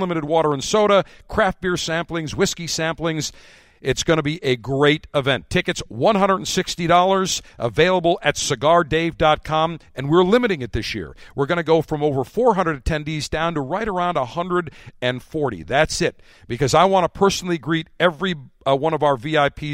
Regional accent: Buffalo, New York, United States; now in Tampa, United States; my hometown, Buffalo, New York

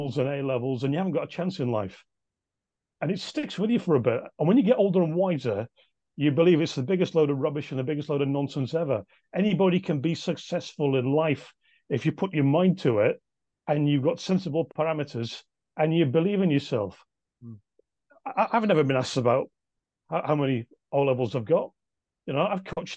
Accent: Nelson, North West England, United Kingdom; incredible happy memories of childhood in Nelson.

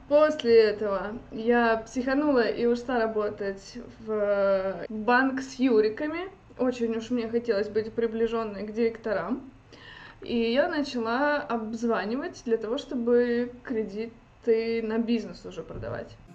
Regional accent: Kaliningrad, Kaliningrad Oblast, Russia; Лет так 11 назад я приехала сюда из Калининграда, учиться на экономиста.

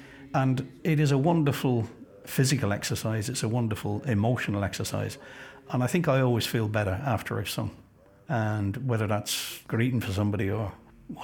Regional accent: London, United Kingdom; I was born in London. My father was reared in Glasgow, but from Donegal. My mother was English

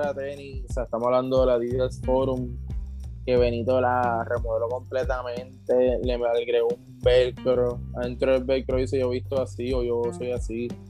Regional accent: Puerto Rico; como puertorriqueño

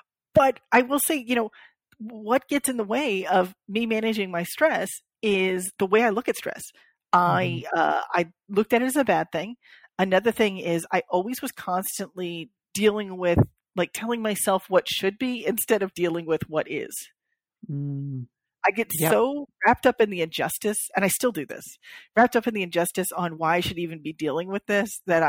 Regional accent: Florida, United States; born there; because I was born in South Florida.

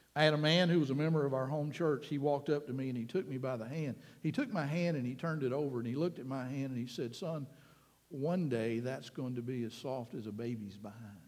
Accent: Panama City, Florida, United States; also born or lived in Key West, Florida / Springfield, Florida; I was less than a year old when we moved back to Panama City, so officially it became my hometown

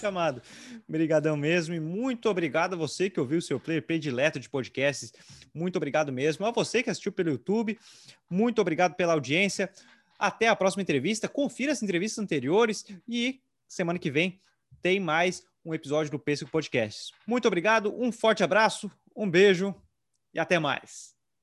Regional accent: Tubarão, Santa Catarina, Brazil; sou aqui de Tubarão

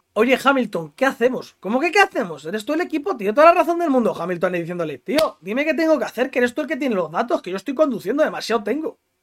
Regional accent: Spain

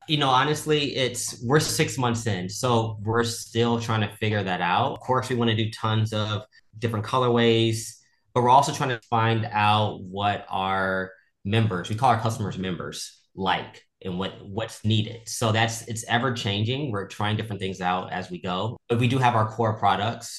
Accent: Houston, Texas, United States; now in Los Angeles, United States; I am actually from Houston, Texas

